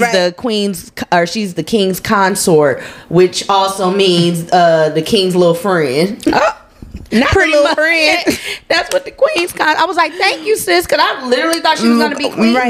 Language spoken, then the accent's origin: English; Minnesota, United States; I'm a girl from Minnesota.